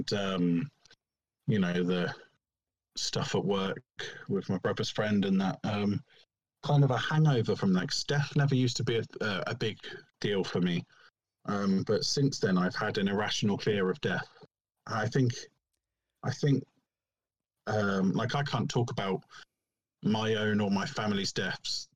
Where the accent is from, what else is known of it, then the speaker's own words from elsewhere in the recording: Didcot, South East England, United Kingdom; I grew up in Didcot, but we're in a village just outside Didcot now.